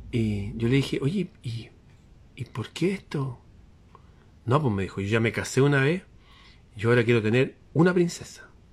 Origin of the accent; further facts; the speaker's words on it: Chile; El ambiente está extraño en mi país